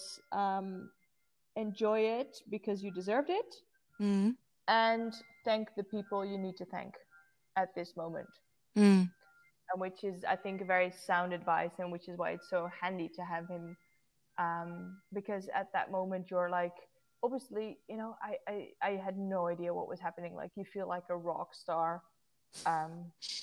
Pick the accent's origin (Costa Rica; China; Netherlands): Netherlands; it was held in my hometown